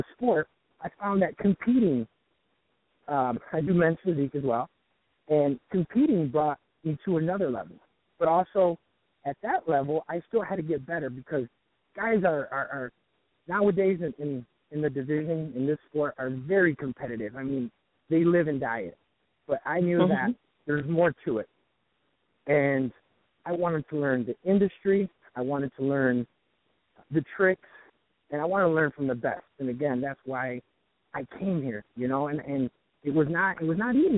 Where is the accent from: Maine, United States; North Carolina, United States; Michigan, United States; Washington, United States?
Michigan, United States; Detroit; moved away as an adult; now in Venice, United States; I'm actually from Detroit